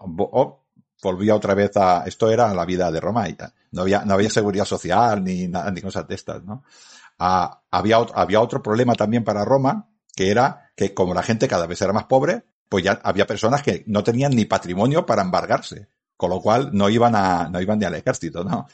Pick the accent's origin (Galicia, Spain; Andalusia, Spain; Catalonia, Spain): Catalonia, Spain; Badalona; Y en mi ciudad natal, mi ciudad de donde yo crecí, en mi ciudad donde yo encontré a mi mujer y me casé, es Badalona